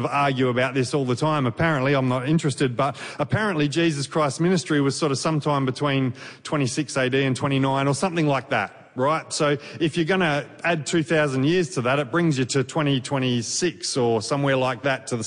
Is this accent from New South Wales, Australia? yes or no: no; Victoria, Australia; we're from Victoria